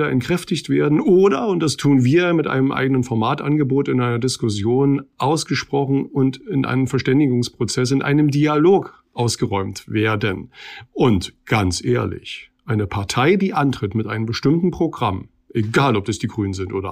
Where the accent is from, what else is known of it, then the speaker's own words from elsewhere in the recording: East Germany, Germany; Und wenn ich nun als Ossi im Osten ein zweites Mal gefordert bin